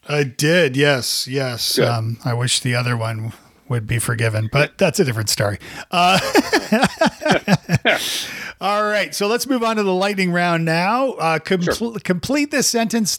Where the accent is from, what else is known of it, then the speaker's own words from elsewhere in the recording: Canada; now in Nashville, United States; as a Canadian too